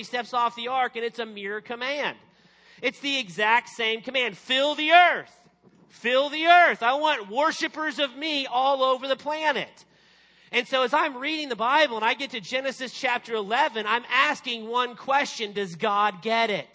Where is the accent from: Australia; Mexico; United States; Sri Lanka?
United States; Arkansas; I'm from Arkansas, and I became a Christian in high school.